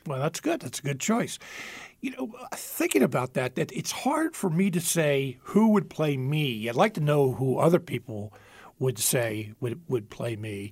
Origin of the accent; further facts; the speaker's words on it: Philadelphia, Pennsylvania, United States; now in central Pennsylvania, United States; Growing up in the Philadelphia area